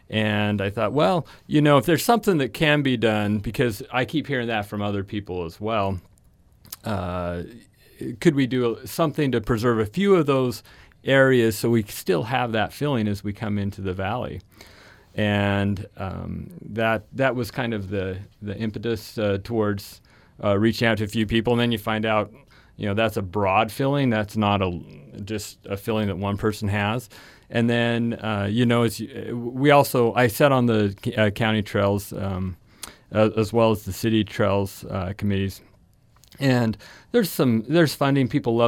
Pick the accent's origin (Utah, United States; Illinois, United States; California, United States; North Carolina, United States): Utah, United States; Logan; born there; Well, you know, I was born in Logan and then moved away, but my grandparents were here